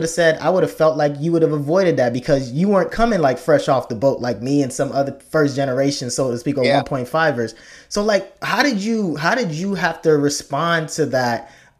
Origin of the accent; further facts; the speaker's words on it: Chicago, Illinois, United States; also born or lived in Nigeria; I'm from Chicago, right? And I'm born in Nigeria, came here at a young age, but I'm from Chicago.